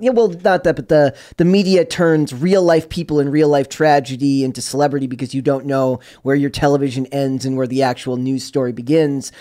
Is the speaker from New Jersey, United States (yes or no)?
no; Minnesota, United States; I'm from Minnesota